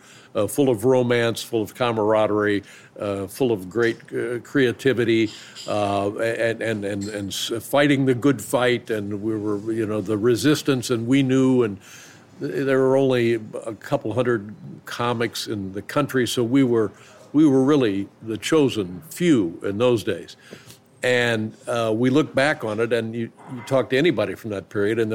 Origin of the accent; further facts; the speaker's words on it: Indianapolis, Indiana, United States; now in Los Angeles, United States; I can remember being in Los Angeles and being stunned by it because I came from Indianapolis.